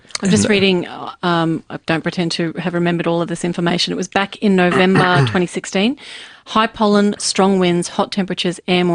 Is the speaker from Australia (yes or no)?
yes; Melbourne, Victoria, Australia; now in Brisbane, Australia; I'm from Melbourne